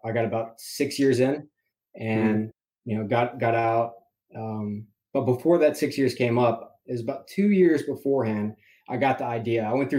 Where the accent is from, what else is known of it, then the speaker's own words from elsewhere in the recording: Fort Worth, Texas, United States; moved away as an adult; So I originally grew up in Fort Worth, Texas.